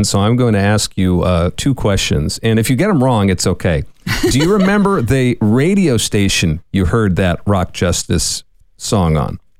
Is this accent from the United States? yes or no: yes; San Francisco, California, United States; I'm from San Francisco.